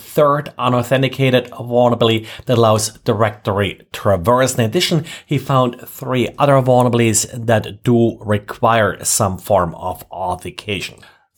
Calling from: Jacksonville, Florida, United States; today I'm recording from Jacksonville, Florida.

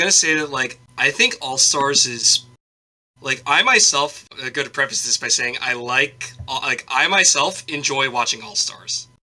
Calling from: Tokyo, Japan; Calling from Tokyo, Japan.

